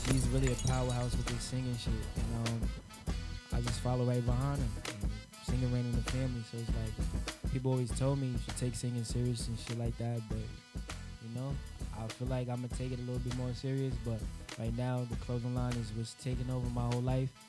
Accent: Queens, New York, United States; Uh, Southside Jamaica, Queens.

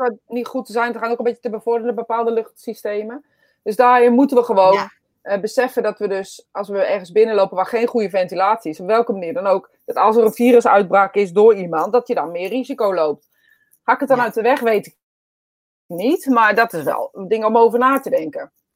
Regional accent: Netherlands; wij dus als Nederlanders

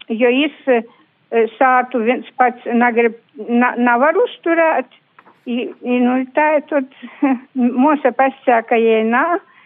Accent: Latvia; ka mēs esam latvieši

